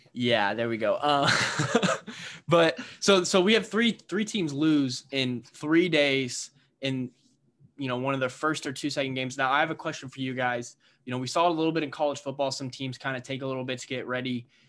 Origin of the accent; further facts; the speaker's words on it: Indiana, United States; I'm from Indiana